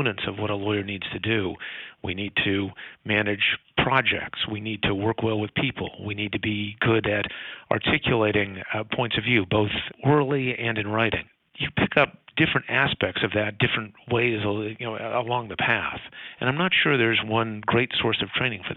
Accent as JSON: {"language": "English", "town": "Palo Alto", "region": "California", "country": "United States", "tie": "born or raised there", "said": "As a kid growing up in Palo Alto"}